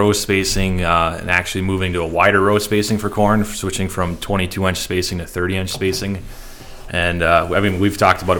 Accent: Arthur, North Dakota, United States; I grew up in Arthur, North Dakota. It's a half hour northwest of our office here. And so we farm in the Red River Valley, kind of on the, maybe you could say on the western edge of where it is

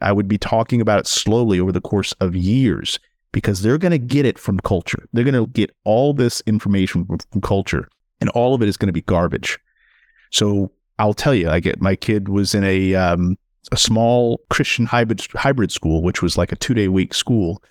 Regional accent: St. Louis, Missouri, United States; as an African-American male growing up in Saint Louis, actually in, just outside of Ferguson

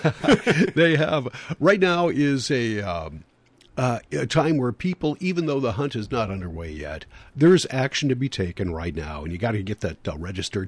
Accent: Illinois, United States; now in Northfield, United States; I was growing up in Illinois

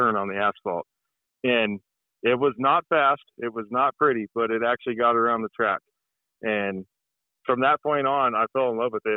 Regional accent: Norco, California, United States; now in Colorado, United States; I grew up in Norco

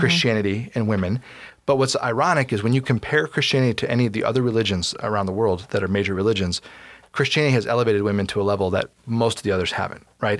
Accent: United States; as an American reader slash listener

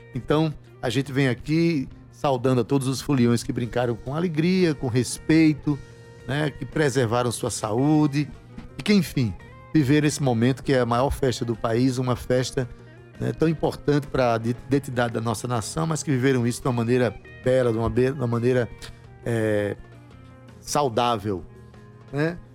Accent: Paraíba, Brazil; Piratas de Jaguaribe, lá o bairro onde, onde eu nasci culturalmente

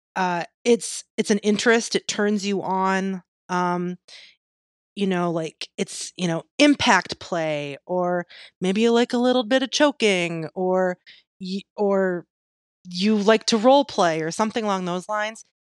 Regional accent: Michigan, United States; my home state, Michigan

